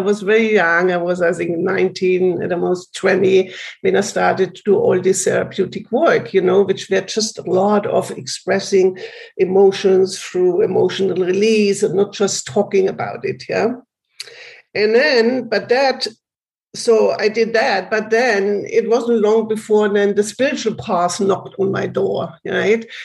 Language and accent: English; Germany; I grew up in Germany.